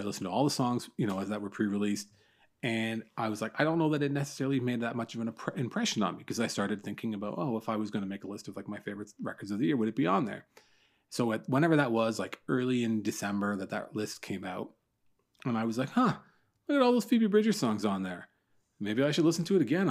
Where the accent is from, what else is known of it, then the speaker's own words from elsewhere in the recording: Newmarket, Ontario, Canada; I live, I grew up in Newmarket, just north of Toronto.